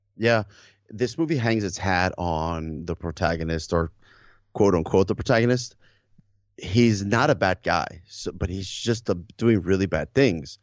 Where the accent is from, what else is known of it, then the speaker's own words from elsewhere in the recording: Miami, Florida, United States; I grew up in South Miami, um, in the early eighties, you know, early nineties